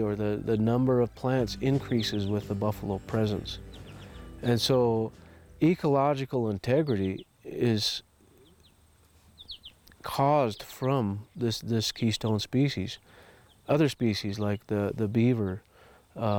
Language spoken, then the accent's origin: English; United States; who we are as Native American people